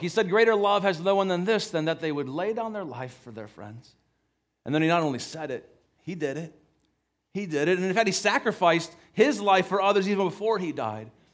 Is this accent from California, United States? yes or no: no; Cleveland, Ohio, United States; where I grew up in Cleveland, Ohio